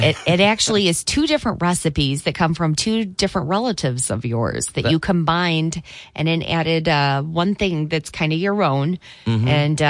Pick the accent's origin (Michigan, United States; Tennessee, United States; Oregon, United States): Michigan, United States; Three Rivers; growing up in Three Rivers